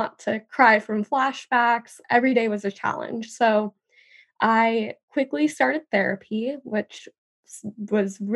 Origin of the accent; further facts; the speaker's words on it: California, United States; my hometown was ravaged by the California wildfires